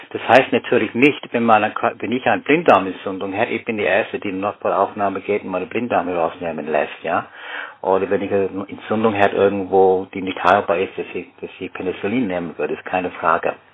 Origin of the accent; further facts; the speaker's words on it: Canberra, Australian Capital Territory, Australia; German is a second language; ein Detektiv-Thriller über einen Massenmörder in Australien, also in Canberra, wieder da, wo ich aufgewachsen bin.